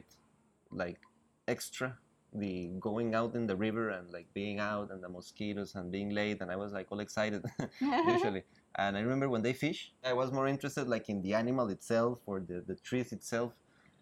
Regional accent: South Pacific region of Costa Rica, Puntarenas, Costa Rica; now in San José, Costa Rica; I was born in San Jose City, but actually I grew up in the South Pacific region of Costa Rica

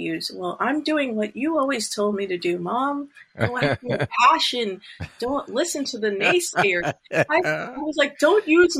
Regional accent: Canada; My children are dual citizenship as well, since I'm

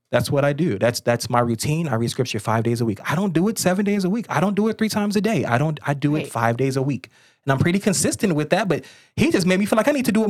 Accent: Gary, Indiana, United States; moved away as an adult; now in Florida, United States; I'm from Gary, Indiana, but I worked in south of Chicago.

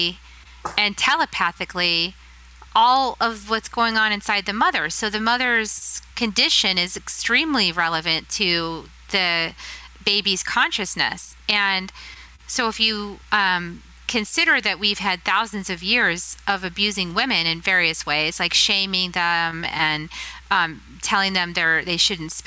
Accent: Texas, United States; my home state, Texas

